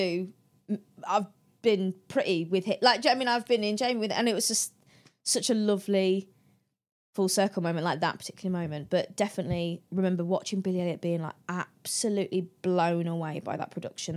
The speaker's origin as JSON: {"language": "English", "area": "the Midlands", "region": "England", "country": "United Kingdom", "said": "I'm from the Midlands"}